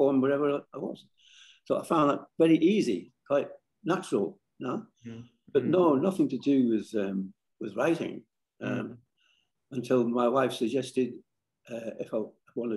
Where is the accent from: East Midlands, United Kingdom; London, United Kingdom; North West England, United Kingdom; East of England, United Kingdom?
North West England, United Kingdom; Barrow-in-Furness; moved away as an adult; now in Australia; I lived on Walney Island, that's on the fringe of the Lake Districts